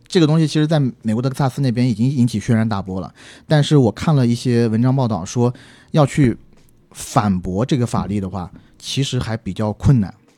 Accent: China; moved away as an adult; also born or lived in United States; 作为中国人的我们

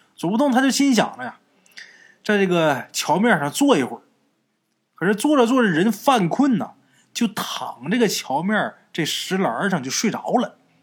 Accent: Liaoning area, China; 咱们东北也是，辽宁那一带我老家也是这样啊

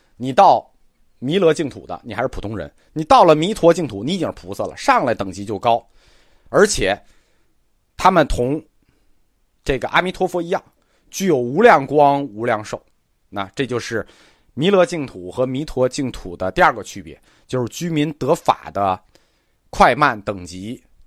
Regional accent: China; 我们中国人

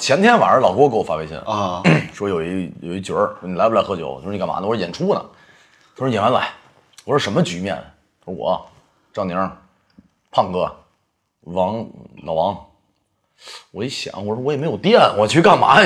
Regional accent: Beijing, China; 我们家只有我是北京人，就是我是第一代北京人，我父母都不是北京人

